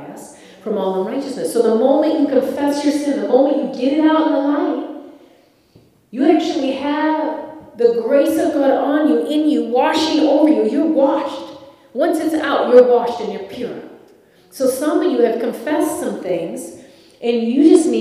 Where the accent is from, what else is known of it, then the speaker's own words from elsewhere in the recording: Ireland; I'm Irish